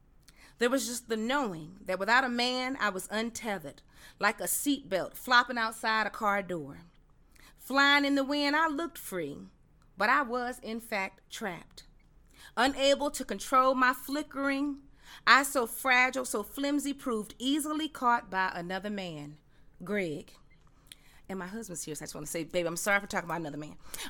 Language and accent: English; the South, United States; I'm a Southerner, so you know the Southern girl is going to come out of here.